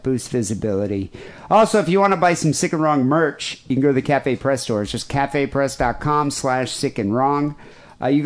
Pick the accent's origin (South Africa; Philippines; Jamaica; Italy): South Africa; moved away; I grew up in South Africa